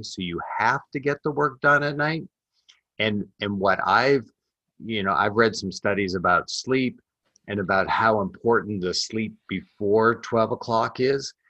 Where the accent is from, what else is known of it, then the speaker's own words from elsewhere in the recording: Canada; I'm Canadian, so I uh I was raised in a family uh, of entrepreneurs